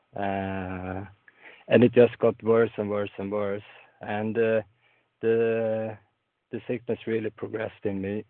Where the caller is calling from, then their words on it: Sweden; I'm calling in from Sweden